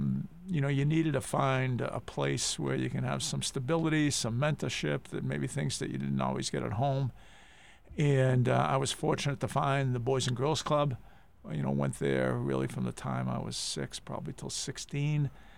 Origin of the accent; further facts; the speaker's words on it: Lawrence, Massachusetts, United States; moved away as an adult; also born or lived in Rye, New Hampshire; now in Pebble Beach, United States; I grew up in Lawrence and the Lawrence Stadium projects, lived there really, you know, most of my childhood up until I was 18 years old, right across from the Memorial Stadium in Lawrence, yep, off Winthrop Ave.